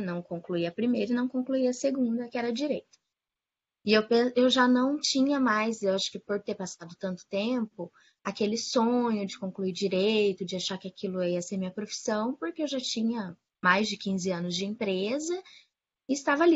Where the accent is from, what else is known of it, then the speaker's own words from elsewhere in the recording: Maringá, Paraná, Brazil; now in Curitiba, Brazil; eu moro em Curitiba, sou nascida em Maringá